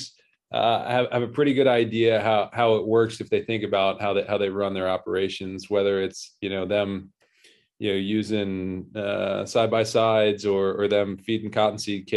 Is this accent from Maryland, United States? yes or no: yes; Annapolis, Maryland, United States; moved away as an adult; also born or lived in New York; I grew up in Annapolis, Maryland.